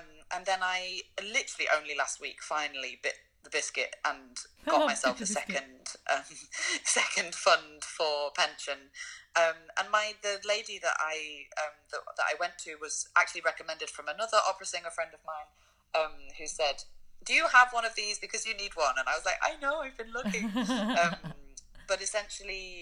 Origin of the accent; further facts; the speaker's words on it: United Kingdom; moved away as an adult; now in Germany; I haven't lived in the UK for over 8 years